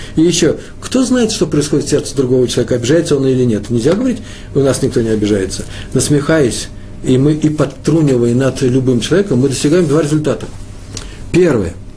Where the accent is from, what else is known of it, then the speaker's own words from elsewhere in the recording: Moscow, Russia; я москвич